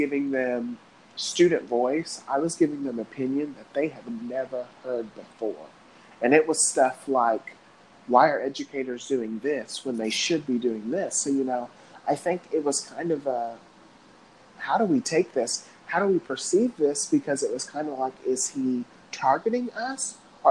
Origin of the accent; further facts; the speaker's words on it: Cape Girardeau, Missouri, United States; I'm from Cape Girardeau, Missouri